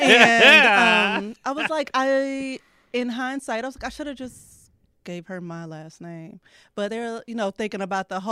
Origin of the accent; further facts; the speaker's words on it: Belleville, Illinois, United States; I'm from Belle Vegas, Illinois.